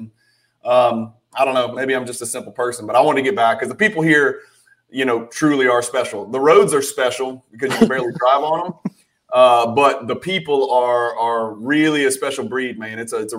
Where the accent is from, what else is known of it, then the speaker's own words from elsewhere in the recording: Baton Rouge, Louisiana, United States; Look, man, I'm from Baton Rouge, Louisiana, right?